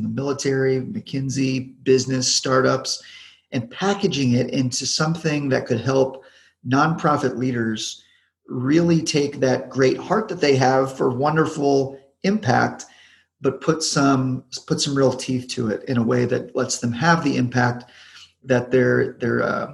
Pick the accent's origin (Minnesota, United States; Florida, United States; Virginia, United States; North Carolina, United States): North Carolina, United States; Charlotte; moved away as an adult; I grew up in Charlotte, North Carolina